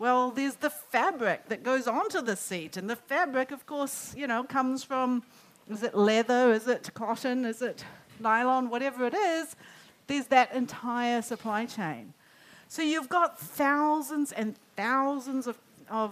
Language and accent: English; Auckland, New Zealand; moved away as an adult; also born or lived in United States; I lived in the US for 20 years. I grew up in Auckland